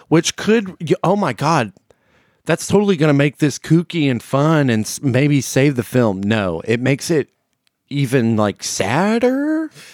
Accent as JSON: {"language": "English", "region": "the South", "country": "United States", "said": "as a Southerner"}